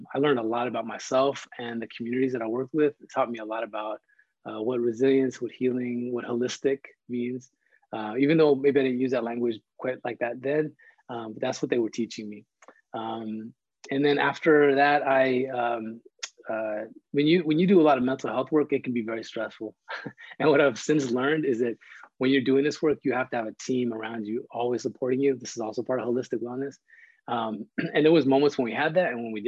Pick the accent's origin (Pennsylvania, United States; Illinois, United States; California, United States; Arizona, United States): California, United States; Los Angeles; I grew up right here in Sun Valley